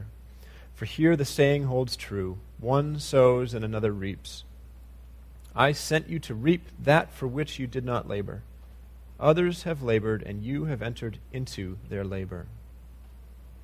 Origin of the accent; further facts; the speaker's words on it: United States; as American Christians